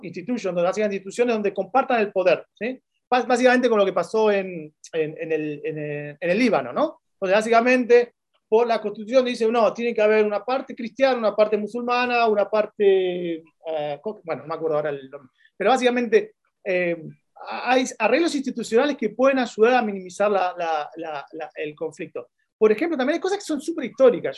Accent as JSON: {"language": "Spanish", "country": "Argentina", "moved": "as an adult", "lives_now": "Chile", "said": "como argentino"}